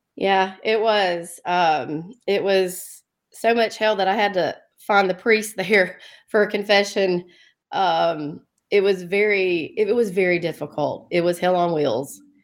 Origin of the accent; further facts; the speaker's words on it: Dothan, Alabama, United States; also born or lived in Birmingham, Alabama; I'm from Alabama, Lower Alabama, Dothan, Alabama